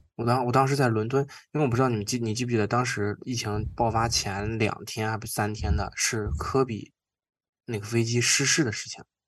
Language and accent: Chinese; China; now in Toronto, Canada; 我是中，是中国，亚洲人嘛，然后中国人